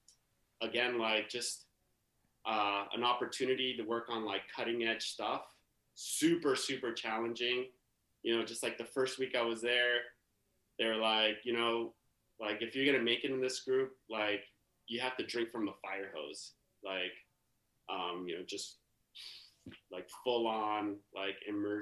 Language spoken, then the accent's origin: English; San Pablo, California, United States; also born or lived in Oakland, California / Germany; I grew up in the East Bay. Grew up in San Pablo, California